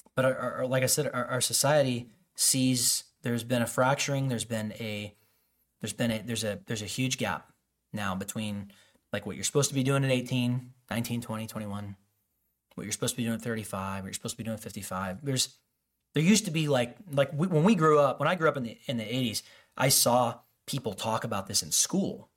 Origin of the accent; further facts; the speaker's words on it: Chicago suburbs, Illinois, United States; I grew up in the Chicago suburbs